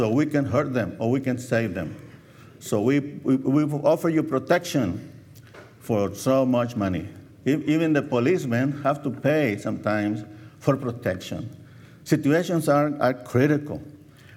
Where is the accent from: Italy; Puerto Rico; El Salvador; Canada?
El Salvador; moved away; I was born in El Salvador, Central America.